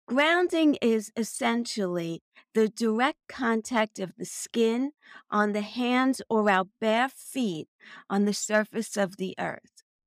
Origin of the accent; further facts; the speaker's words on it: New York City, New York, United States; also born or lived in Long Island; I was born and raised in Brooklyn, New York